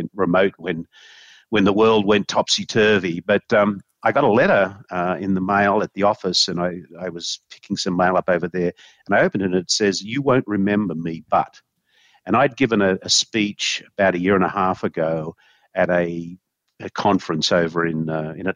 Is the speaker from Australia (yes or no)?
yes; Australia; moved away; when I grew up in Australia